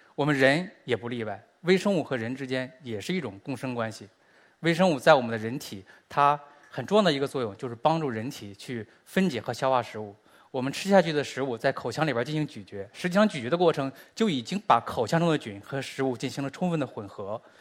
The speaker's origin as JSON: {"language": "Chinese", "country": "China", "said": "我们中国人和美国人的微生物本身就是不一样的"}